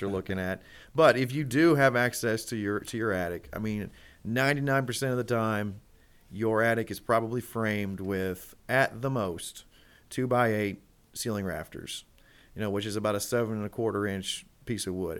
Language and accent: English; Elizabethtown, Kentucky, United States; also born or lived in Louisville, Kentucky; we're based here in, in, in Louisville, but I grew up in Elizabethtown. Uh, that's, that's what I call home